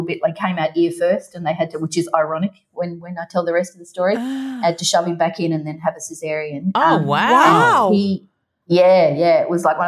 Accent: Ireland; I was born in Ireland

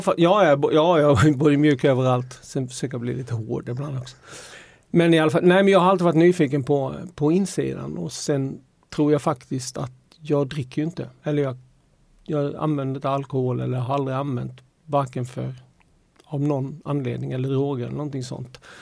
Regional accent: Halmstad, Halland County, Sweden; jag är från Halmstad

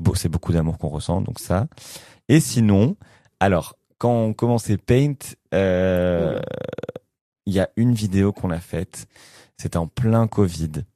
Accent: France; moi je suis français

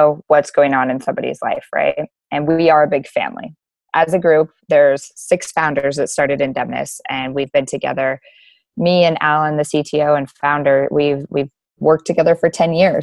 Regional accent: Anchorage, Alaska, United States; also born or lived in Kodiak, Alaska; I'm born and raised in Alaska, been here in Anchorage most of my life

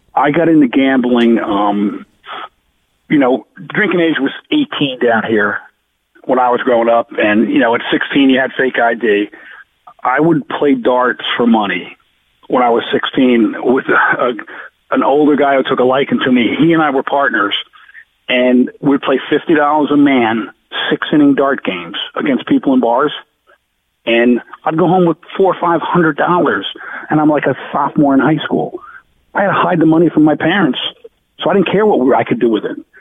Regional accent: Jersey Shore, New Jersey, United States; also born or lived in Providence, Rhode Island; I grew up two two miles south of where I am right now

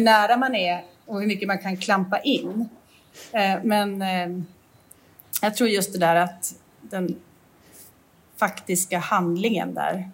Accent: Jämtland, Sweden; moved away; där vi kommer ifrån uppe i jämtländska skogen

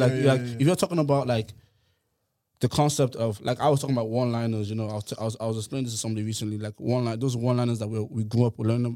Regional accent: Ennis, Munster, Ireland; now in Dublin, Ireland; I came from Clare, like Ennis

